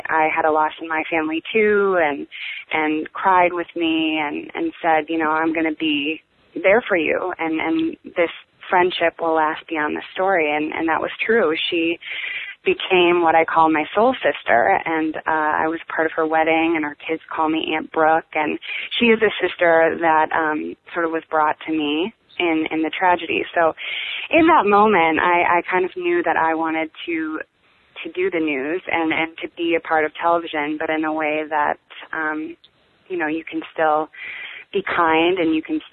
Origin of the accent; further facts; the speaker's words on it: Green Bay, Wisconsin, United States; moved away as an adult; also born or lived in Chicago / New York / London; now in Los Angeles, United States; I am from Green Bay, Wisconsin, which is a small little town in the Midwest, and I grew up there